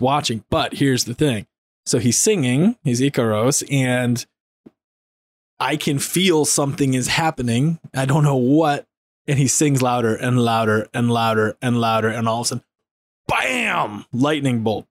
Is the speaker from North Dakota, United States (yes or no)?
yes; North Dakota, United States; I grew up in North Dakota